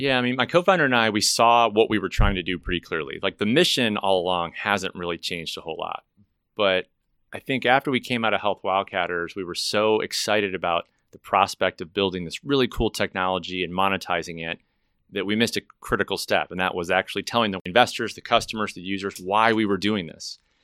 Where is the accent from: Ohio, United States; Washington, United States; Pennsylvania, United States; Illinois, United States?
Illinois, United States; Chicago; now in Dallas, United States; I'm not from Dallas. I'm originally from Chicago, as you know, but I moved to Dallas